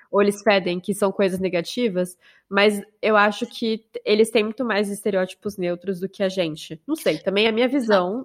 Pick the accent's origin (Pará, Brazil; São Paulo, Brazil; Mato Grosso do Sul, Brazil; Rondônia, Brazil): Mato Grosso do Sul, Brazil; moved away as an adult; also born or lived in Rio de Janeiro, Brazil; now in France; Eu sou do Mato Grosso do Sul, mas eu passei a minha vida adulta, a maior parte da minha vida adulta